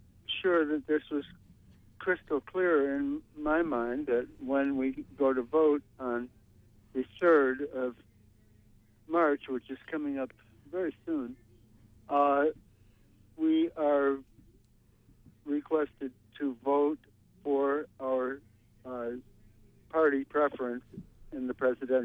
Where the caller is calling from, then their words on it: Brooklyn, New York, United States; I'm calling from Brooklyn.